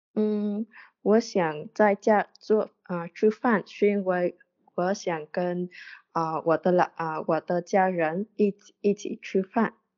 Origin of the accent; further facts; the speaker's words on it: Vietnam; Chinese is a second language; 我来自越南